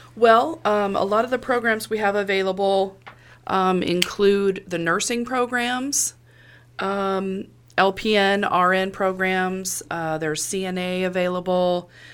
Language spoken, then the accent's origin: English; Monmouth, Illinois, United States; I am from Monmouth, born and raised